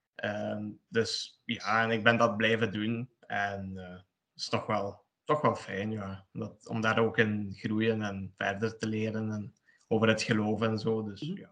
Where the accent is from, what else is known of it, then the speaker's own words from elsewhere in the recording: Sint-Truiden, Flanders, Belgium; also born or lived in Poland; ik woon in België, in Sint-Truiden, Limburg. En ik kom er oorspronkelijk uit Polen. Daar ben ik geboren, heb ik zes jaar gewoond en tien jaar hier in België